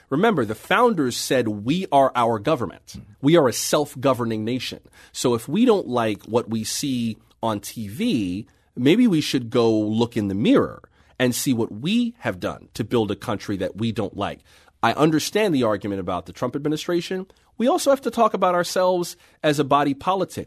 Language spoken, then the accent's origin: English; Florida, United States; also born or lived in San Francisco; now in Washington, D.C., United States; I'm from Florida by way of San Francisco